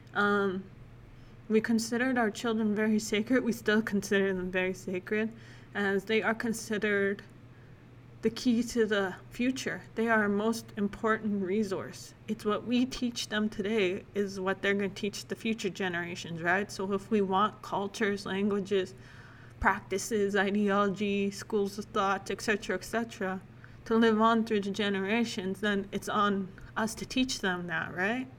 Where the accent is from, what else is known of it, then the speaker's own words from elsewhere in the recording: Lac La Biche, Alberta, Canada; also born or lived in Saskatchewan; I spent most of my life growing up in Biche, Alberta